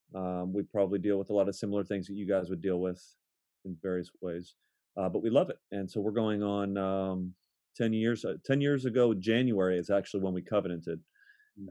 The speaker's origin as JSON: {"language": "English", "town": "Akron", "region": "Ohio", "country": "United States", "tie": "born or raised there", "moved": "as an adult", "lives_now": "Baltimore, United States", "said": "I am born and raised in Akron, Ohio"}